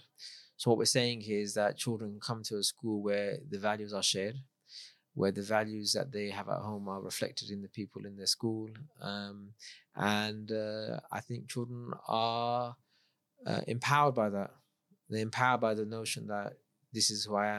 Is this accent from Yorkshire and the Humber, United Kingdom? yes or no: no; London, United Kingdom; I grew up in London, multicultural.